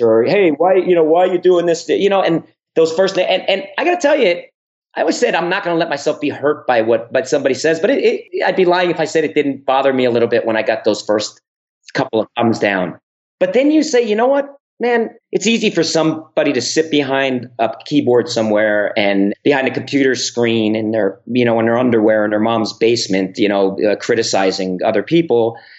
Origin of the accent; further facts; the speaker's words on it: New Jersey, United States; also born or lived in Bronx, New York; I was born in New York in the Bronx. Uh, I grew up uh, on the East Coast and mostly in New Jersey, right outside of New York City